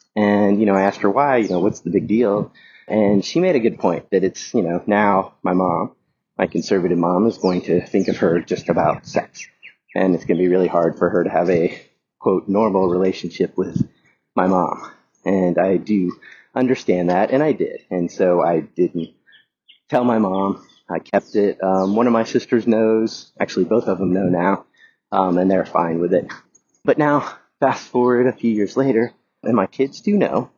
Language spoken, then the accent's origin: English; the South, United States; moved away; I grew up in the South